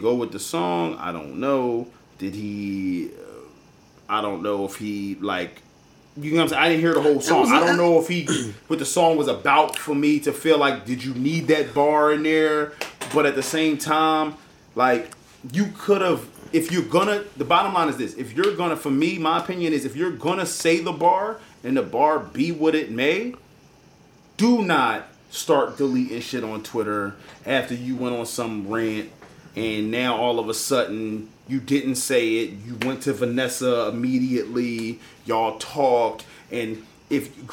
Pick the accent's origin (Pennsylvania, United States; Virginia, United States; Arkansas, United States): Pennsylvania, United States; Philadelphia; I'm just from Philly